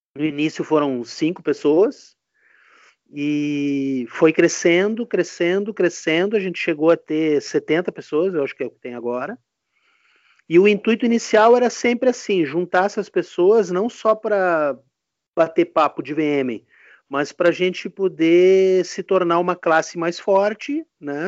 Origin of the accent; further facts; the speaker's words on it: Rio Grande do Sul, Brazil; sou aqui do Rio Grande do Sul